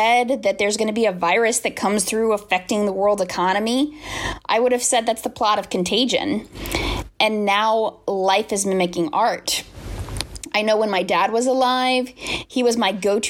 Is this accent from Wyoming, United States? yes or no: no; South Florida, United States; I grew up in South Florida, and I remember Hurricane Andrew and the devastation that came with it.